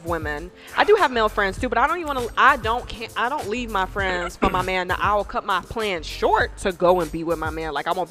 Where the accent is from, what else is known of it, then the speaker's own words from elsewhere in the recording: Chicago, Illinois, United States; I'm from Chicago